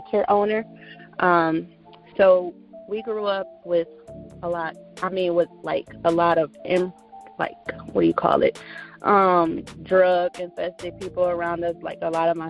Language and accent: English; Cleveland, Ohio, United States; I'm from Cleveland, Ohio